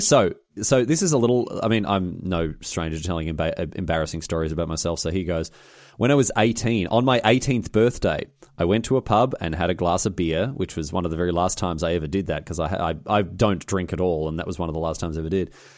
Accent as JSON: {"language": "English", "town": "Melbourne", "region": "Victoria", "country": "Australia", "tie": "born or raised there", "said": "It was in my hometown"}